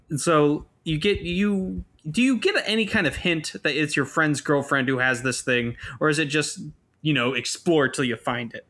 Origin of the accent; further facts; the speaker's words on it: United States; I'm an American